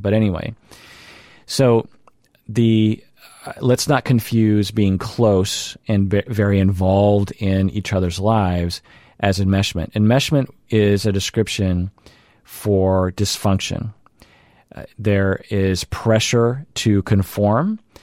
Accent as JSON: {"language": "English", "town": "Seattle", "region": "Washington", "country": "United States", "accent": "mainstream Seattle", "said": "my general code that I operate from. which I would characterize as, like, mainstream Seattle"}